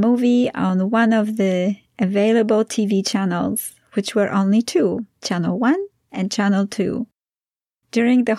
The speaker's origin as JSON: {"language": "English", "country": "Poland", "tie": "born or raised there", "also_born_or_lived": "Utah, United States", "second_language": "English", "moved": "as an adult", "lives_now": "United States", "said": "growing up in Poland"}